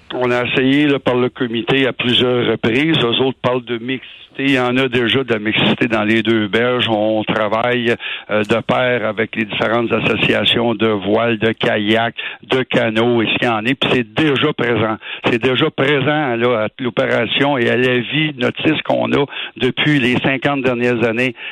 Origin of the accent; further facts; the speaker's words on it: Montreal, Quebec, Canada; On est des Montréalais